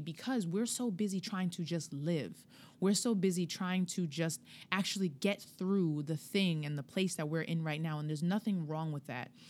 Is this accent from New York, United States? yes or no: yes; Hempstead, New York, United States; I'm from Hempstead